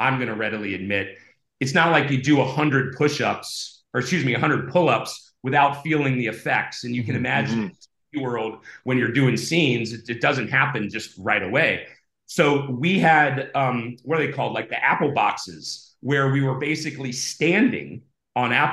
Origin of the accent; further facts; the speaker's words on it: Ohio, United States; now in California, United States; I grew up in Ohio and I was a pool swimmer.